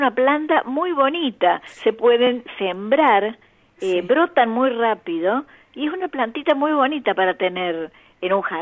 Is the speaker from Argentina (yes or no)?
yes; Córdoba, Argentina; yo, yo soy, provengo de Córdoba, mi madre era santafesina y mi padre chaqueño.